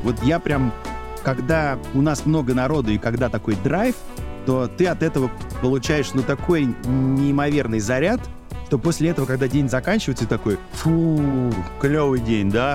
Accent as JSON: {"language": "Russian", "region": "Saint Petersburg", "country": "Russia", "tie": "born or raised there", "also_born_or_lived": "Tallinn, Estonia", "moved": "yes", "lives_now": "Moscow, Russia", "said": "я сам родился в Ленинграде"}